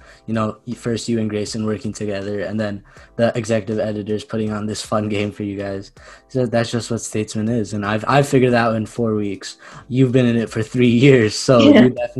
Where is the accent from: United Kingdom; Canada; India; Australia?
India; Being an Indian, I think mangoes, you're going to love them.